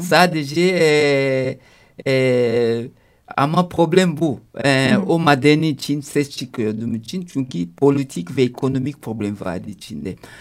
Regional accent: DR Congo; Turkish is a second language; also born or lived in Italy / Paris, France; now in Istanbul, Turkey; anneannem yanına gittim Kongo'ya. E, Kongo'ya köy büyüdüm ben

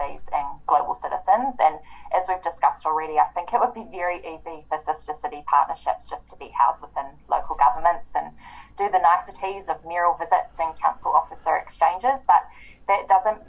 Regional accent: New Zealand; I was studying in my hometown, I was living with my parents

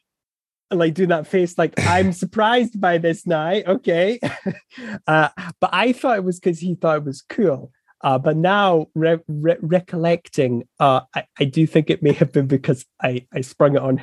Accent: Scotland, United Kingdom; I'm Scottish

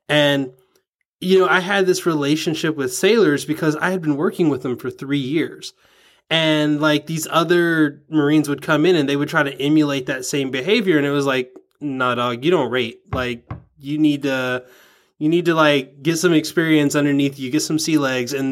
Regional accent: the South, United States; growing up in the South, I mean, I'm sure you probably you've had this maybe before. I I was kind of raised out of my accent.

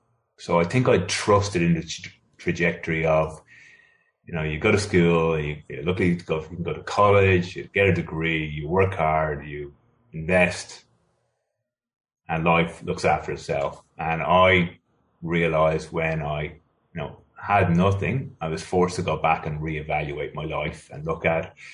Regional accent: Ireland; moved away as an adult; now in Sydney, Australia; I'm originally from Ireland. I now live in Sydney, Australia. I moved here in 1999.

